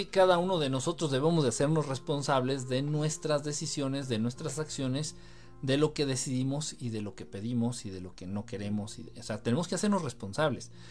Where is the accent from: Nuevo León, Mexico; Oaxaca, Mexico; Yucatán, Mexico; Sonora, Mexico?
Sonora, Mexico; Oye, yo soy de Sonora, al ladito de Hermosillo. Hoy llegamos a 49 grados.